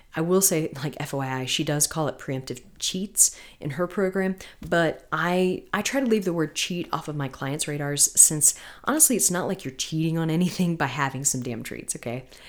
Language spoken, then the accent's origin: English; Florida, United States; moved away; I'm from Florida originally